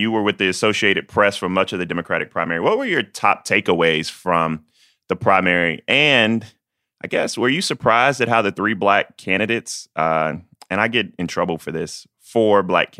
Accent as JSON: {"language": "English", "region": "South Carolina", "country": "United States", "said": "I'm coming from South Carolina."}